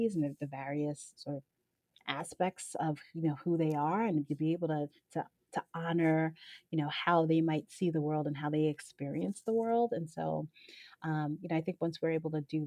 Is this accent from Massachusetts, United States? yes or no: no; New York City, New York, United States; I grew up in Brooklyn